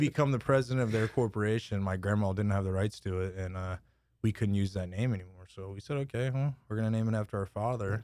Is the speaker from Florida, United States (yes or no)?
no; Lockhart, Texas, United States; moved away as an adult; now in Austin, United States; born and raised in La Carra, graduated from there